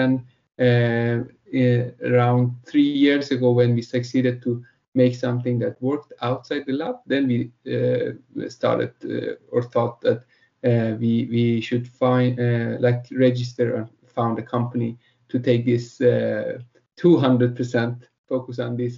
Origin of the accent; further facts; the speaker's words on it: Sweden; English is a second language; I'm one of the co-founders behind the Plastic Free. We're from Sweden